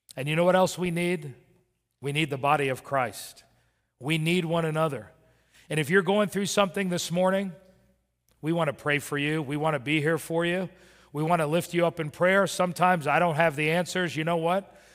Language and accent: English; Miami, Florida, United States; also born or lived in Birmingham, Alabama; I was raised in Miami.